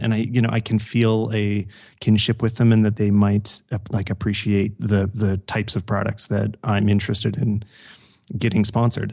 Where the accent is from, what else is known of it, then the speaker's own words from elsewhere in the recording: Canada; I'm from Canada